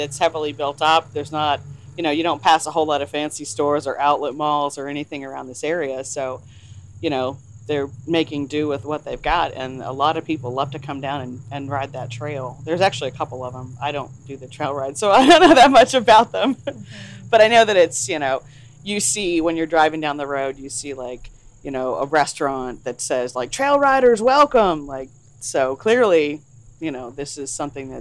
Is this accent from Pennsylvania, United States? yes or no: yes; Daisytown, Pennsylvania, United States; I'm from Daisytown, Pennsylvania, which is a little, very tiny coal town outside of Pittsburgh